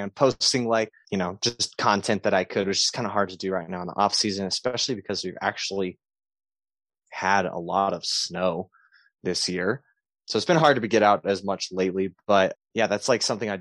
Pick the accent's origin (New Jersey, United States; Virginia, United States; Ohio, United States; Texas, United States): Texas, United States; moved away as an adult; now in Denver, United States; I'm from Texas originally. I moved out to Denver